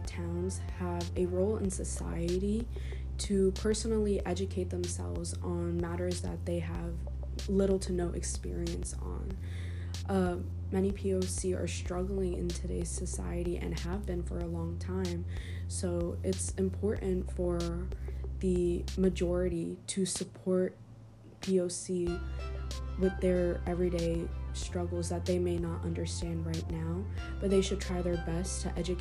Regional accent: Montgomery, United States; moved away as an adult; now in Philadelphia, United States; growing up in a town like Montgomery for most of my life

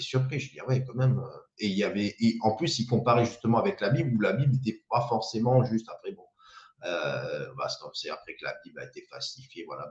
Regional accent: the South, south of France, France; moved away as an adult; now in Île-de-France, France; quand on vient du Sud

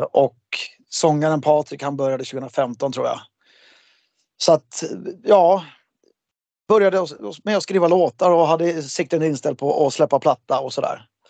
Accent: Märsta, Stockholm County, Sweden; en rockbandstävling som jag hade i Märsta, där jag kommer ifrån

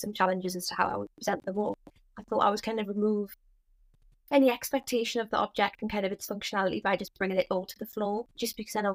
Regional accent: Newcastle upon Tyne, North East England, United Kingdom; I'm from Newcastle, have always lived in Newcastle

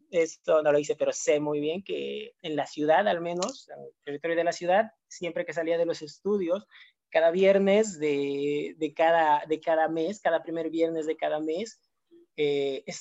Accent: Cochabamba, Bolivia; now in Barcelona, Spain; yo soy de Cochabamba

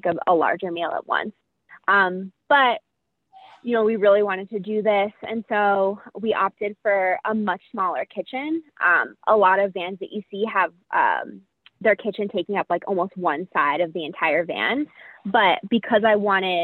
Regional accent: New Jersey, United States; moved away as an adult; we're both really loud because we're from New Jersey

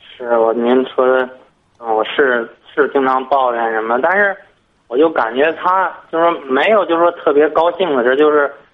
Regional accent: Tangshan, Hebei, China; 我是唐山的

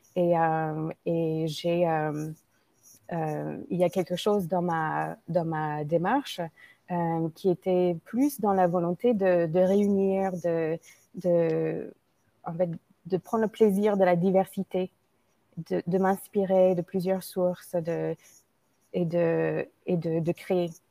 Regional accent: United States; French is a second language; moved away as an adult; now in France; je suis une Américaine d'origine indienne qui vit en France depuis 20 ans

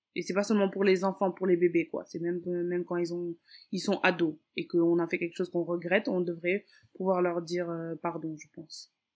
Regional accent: Dakar, Senegal; je suis née et j'ai grandi à Dakar au Sénégal. Euh, je suis d'origine capverdienne

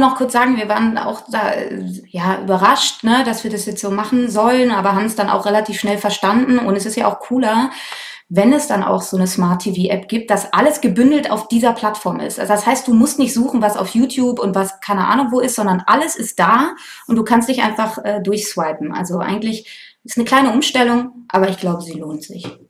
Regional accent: Cologne, North Rhine-Westphalia, Germany; moved away as an adult; now in Berlin, Germany; Ich komme eigentlich aus Köln

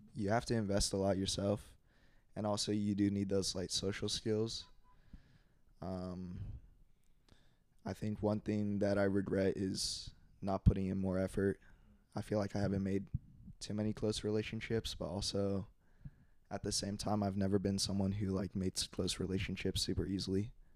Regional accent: Allen, Texas, United States; also born or lived in Plano, Texas / Norman, Oklahoma; I was born in Plano, and then I moved to Norman, Oklahoma, Oh, which is where OU is for a few years. And then when I was in second grade, I came to Plano

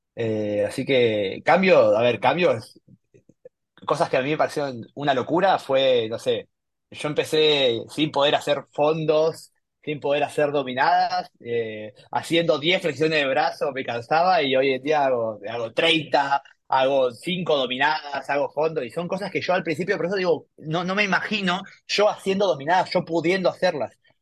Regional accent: Buenos Aires, Argentina; soy de Buenos Aires

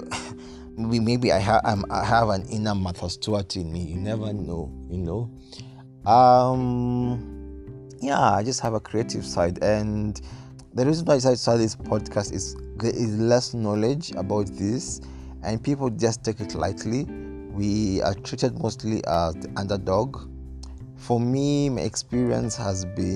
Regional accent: Nairobi, Kenya; I grew up in Nairobi, Kenya

